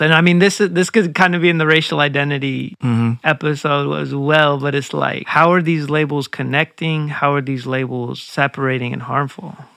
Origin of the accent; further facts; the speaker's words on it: Zigzag, Oregon, United States; I grew up right outside Portland, zigzag